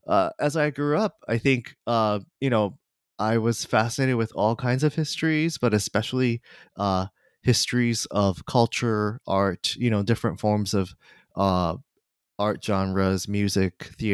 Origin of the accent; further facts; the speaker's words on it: Kanagawa, Japan; So I was born and raised in Kanagawa, Japan, just south of Tokyo. And my parents still live in that area.